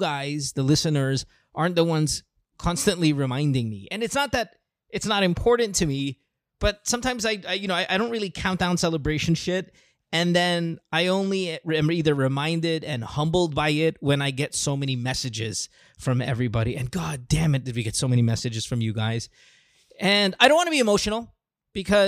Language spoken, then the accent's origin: English; Philippines; now in United States; I'm Filipino, but I lived here for a really long time now